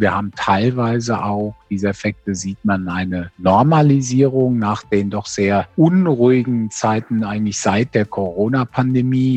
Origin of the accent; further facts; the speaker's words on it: Germany; als Deutsche